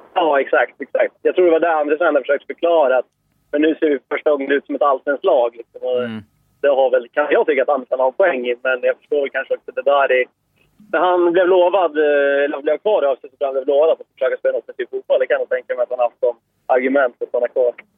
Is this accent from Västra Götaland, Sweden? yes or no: no; Eskilstuna, Södermanland, Sweden; jag är från Eskilstuna